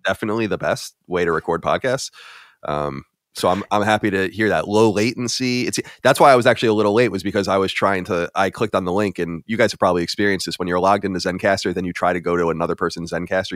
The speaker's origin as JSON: {"language": "English", "area": "Long Island", "region": "New York", "country": "United States", "tie": "born or raised there", "also_born_or_lived": "Boston", "moved": "as an adult", "said": "I was born and raised on Long Island, New York"}